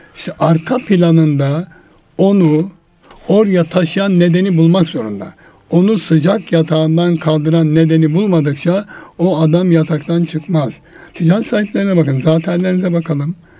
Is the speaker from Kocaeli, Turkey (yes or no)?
no; Erzurum, Turkey; moved away; gençliğimizde rol modellerimiz vardı bizim Erzurum'da. Ben Erzurumluyum